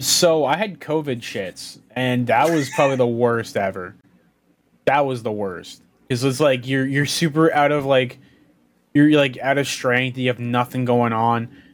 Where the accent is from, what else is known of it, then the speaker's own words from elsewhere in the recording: Canada; also born or lived in Toronto; being Canadian